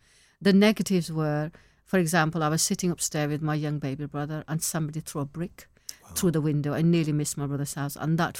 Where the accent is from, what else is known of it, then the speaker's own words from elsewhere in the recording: Pakistan; I'm originally from Pakistan